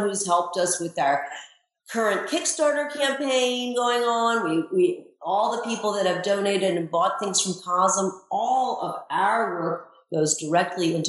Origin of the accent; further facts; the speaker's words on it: Baltimore, Maryland, United States; I grew up in Baltimore, Maryland